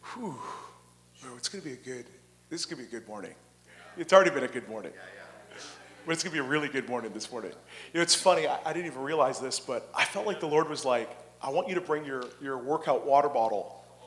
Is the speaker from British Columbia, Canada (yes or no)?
yes; Abbotsford, British Columbia, Canada; I grew up in this area. I, I you know, I, I was born in Abbotsford